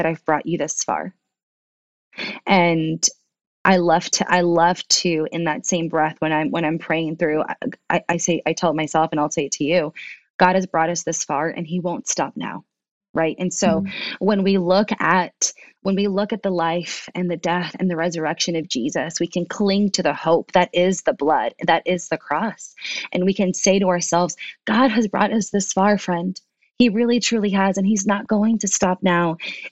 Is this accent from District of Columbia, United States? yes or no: yes; Washington, District of Columbia, United States; English is a second language; English is my second language. I did not grow up learning English. And all although I was born in the States in DC